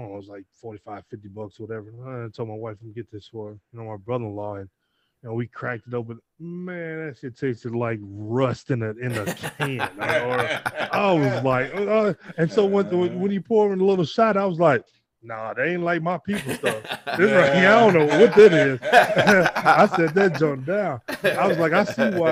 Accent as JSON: {"language": "English", "region": "Michigan", "country": "United States", "said": "I'm from Michigan"}